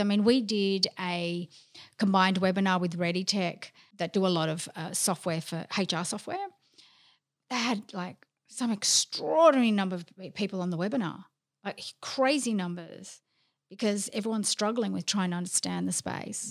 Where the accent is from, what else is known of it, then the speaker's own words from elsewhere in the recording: Melbourne, Victoria, Australia; also born or lived in London; I'm Greek. I'm from Melbourne, of course I'm Greek.